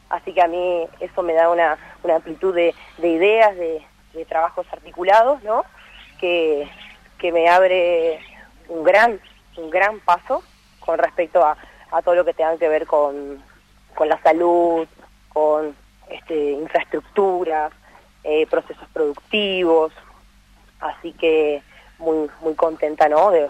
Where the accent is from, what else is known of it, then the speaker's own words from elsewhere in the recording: Monte Caseros, Corrientes, Argentina; Yo soy de Montecaseros